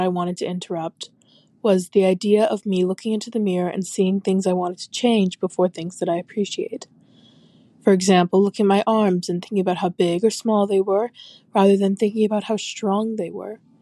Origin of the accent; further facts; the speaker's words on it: Manitoba, Canada; I'm from Manitoba, Canada.